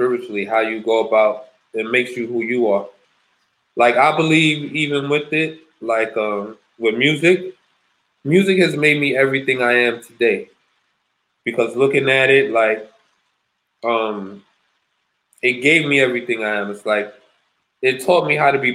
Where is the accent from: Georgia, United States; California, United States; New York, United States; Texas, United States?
New York, United States; New York City; growing up in the South Bronx